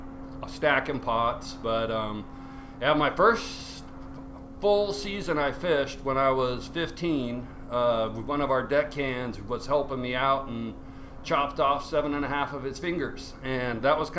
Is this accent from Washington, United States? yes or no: yes; Seattle, Washington, United States; I was born in Seattle. I grew up there